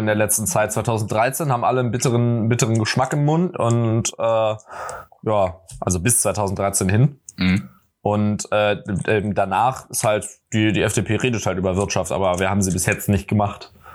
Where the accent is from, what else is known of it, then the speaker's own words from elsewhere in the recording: Berlin, Germany; weil ich komme ja aus Berlin. So, ich verstehe mich halt als Berliner und als halt Westberliner